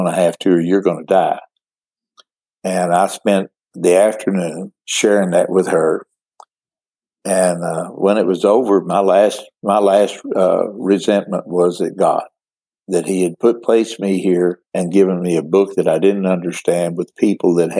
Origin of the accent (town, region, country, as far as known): Midland, Odessa, Texas, United States; born or raised there